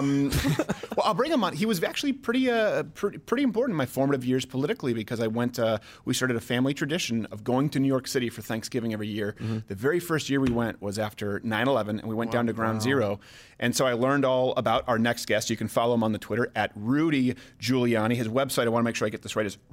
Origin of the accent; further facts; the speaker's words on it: Canada; I'm Canadian